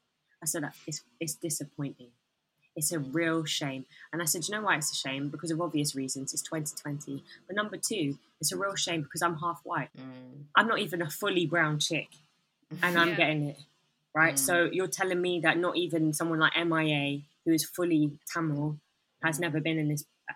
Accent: Bangladesh; because a lot of people don't think I'm from Bangladesh, et cetera, et cetera.

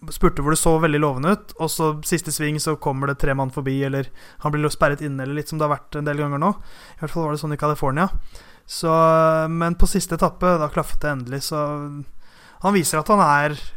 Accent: Norway

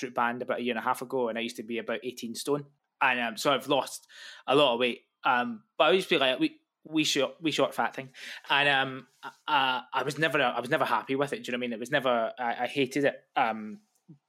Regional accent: Glasgow, Scotland, United Kingdom; growing up in Glasgow

